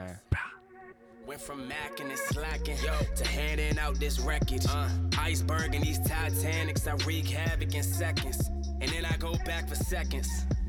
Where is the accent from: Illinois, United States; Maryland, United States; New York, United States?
Maryland, United States; Oxon Hill; now in Japan; now that I'm out here in Japan, I tell everybody I'm from D.C. because I'm actually from a place called Oxon Hill.